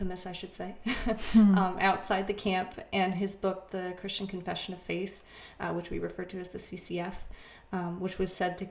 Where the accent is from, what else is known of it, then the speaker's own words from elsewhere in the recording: Vermont, United States; moved away as an adult; also born or lived in Chicagoland, Illinois; now in Chicago, United States; I'm from Vermont, but I now live in Chicagoland, Illinois